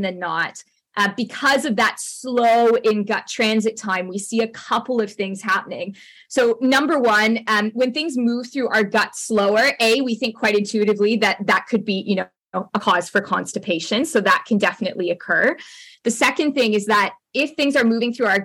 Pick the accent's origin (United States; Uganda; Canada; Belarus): Canada; accent: Canadian; also born or lived in United Kingdom; my Canadian accent